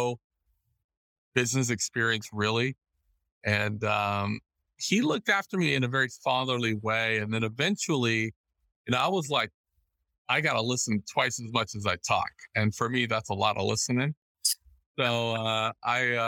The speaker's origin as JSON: {"language": "English", "town": "Los Angeles", "region": "California", "country": "United States", "tie": "born or raised there", "said": "I grew up in the Los Angeles, LA area"}